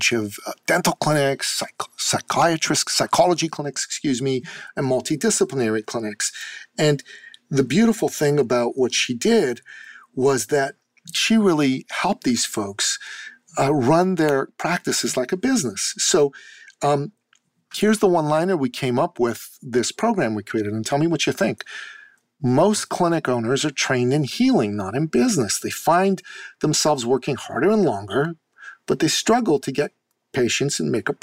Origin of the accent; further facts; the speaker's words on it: Canada; we're both Canadian